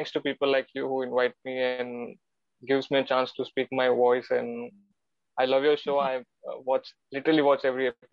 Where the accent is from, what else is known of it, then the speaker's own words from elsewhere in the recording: Mumbai, Maharashtra, India; I'm Gujarati and I'm born and brought up in Mumbai, which is not in Gujarat